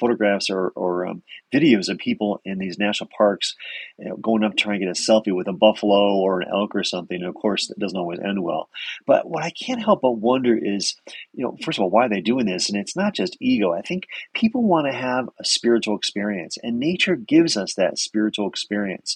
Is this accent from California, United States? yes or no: no; Connecticut, United States; I grew up in Connecticut